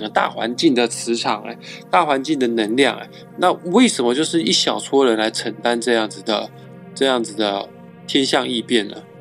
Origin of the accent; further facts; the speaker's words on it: Taiwan; 我们台湾，我们中部人